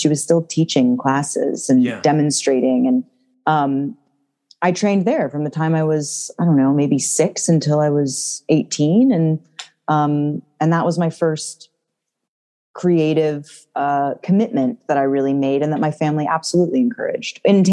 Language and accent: English; Santa Monica, California, United States; moved away as an adult; now in New York, United States; I grew up in Santa Monica in California.